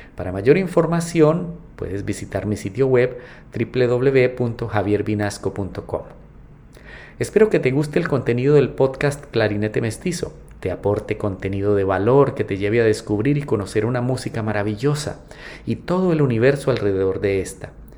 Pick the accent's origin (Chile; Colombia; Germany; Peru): Colombia; Yo soy clarinetista colombiano